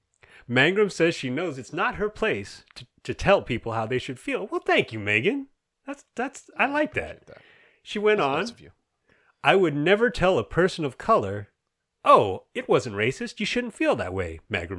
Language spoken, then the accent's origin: English; Florida, United States; I grew up in Central Florida, and, you know, I'm a millennial.